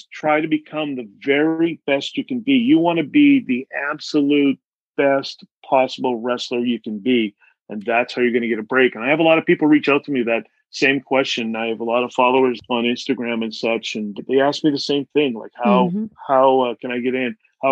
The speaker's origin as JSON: {"language": "English", "country": "Canada", "tie": "born or raised there", "said": "I grew up on welfare in Canada"}